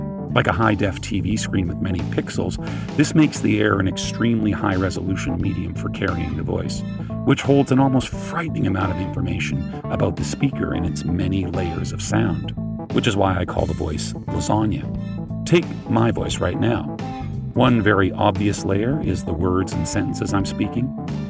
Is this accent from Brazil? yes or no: no; Canada; accent: Canadian; My way of pronouncing words like sorry and out and about tells you I'm Canadian.